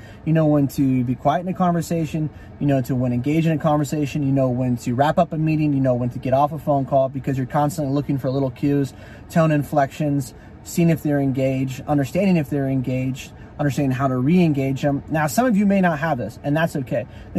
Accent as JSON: {"language": "English", "region": "California", "country": "United States", "lives_now": "Texas, United States", "said": "Especially for me, I'm a Californian who's now been selling, last 2 years, you guys have been following me in Georgia, and now I work in Texas, right?"}